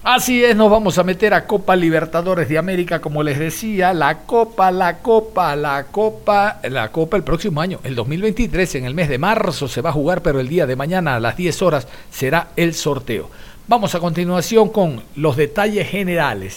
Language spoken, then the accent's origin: Spanish; Ecuador